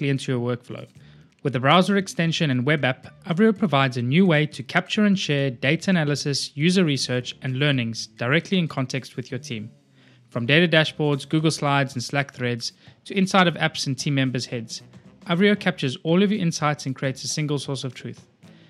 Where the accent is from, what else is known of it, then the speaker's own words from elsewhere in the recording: South Africa; also born or lived in Boulder, Colorado / Copenhagen; now in Cyprus; I grew up in South Africa and now I've spent more time in Cyprus than I grew up in South Africa